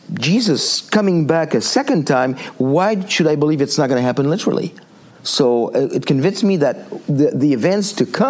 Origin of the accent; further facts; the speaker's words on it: Île-de-France, France; moved away as an adult; now in United States; I grew up in born and raised in France